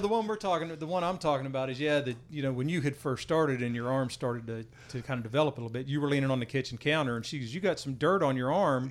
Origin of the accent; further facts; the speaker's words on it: West Virginia, United States; moved away as an adult; now in Texas, United States; I grew up in West Virginia, got down here in, uh, ninety-three